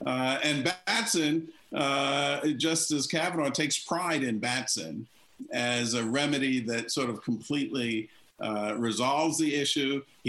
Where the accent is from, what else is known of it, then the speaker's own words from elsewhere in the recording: North Carolina, United States; In my home state of North Carolina